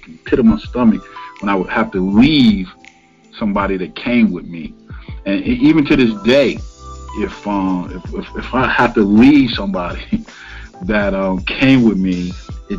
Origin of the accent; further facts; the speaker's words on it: Cleveland, Ohio, United States; I'm from Cleveland, and I'm from definitely an urban area, so the hood